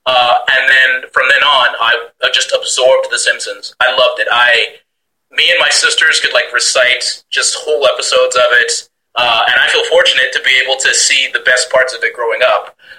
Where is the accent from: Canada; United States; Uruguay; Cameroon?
Canada; Regina, Saskatchewan; I recall growing up in Regina, Saskatchewan.